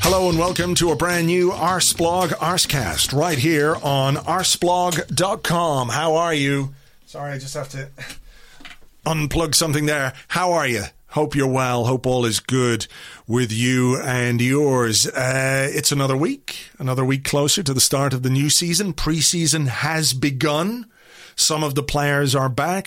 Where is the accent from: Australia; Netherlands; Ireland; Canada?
Ireland; I say this as an Irishman